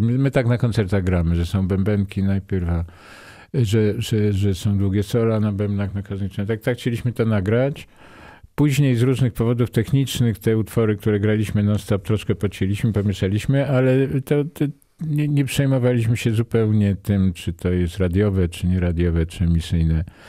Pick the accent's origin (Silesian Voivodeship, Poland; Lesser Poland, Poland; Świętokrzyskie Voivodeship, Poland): Lesser Poland, Poland; Nowy Sącz; ja jestem z Nowego Sącza